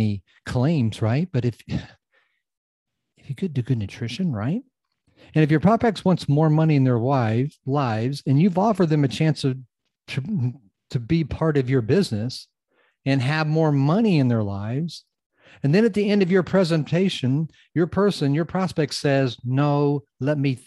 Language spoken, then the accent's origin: English; United States; I'm from the United States